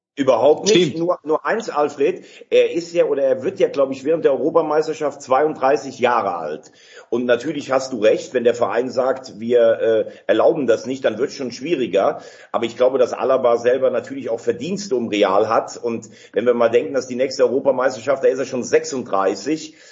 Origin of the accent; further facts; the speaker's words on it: Germany; als Deutscher